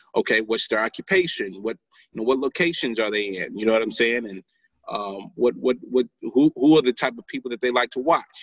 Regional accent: St. Louis, Missouri, United States; I'm from St. Louis, Missouri

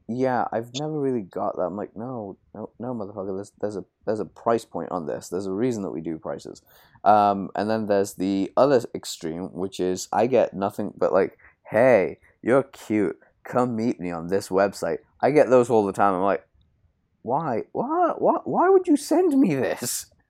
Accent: United Kingdom; I'm British

